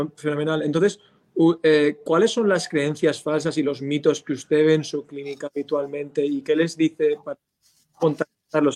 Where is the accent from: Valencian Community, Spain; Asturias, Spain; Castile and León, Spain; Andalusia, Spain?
Valencian Community, Spain; Valencia; now in Kansas City, United States; yo soy de Valencia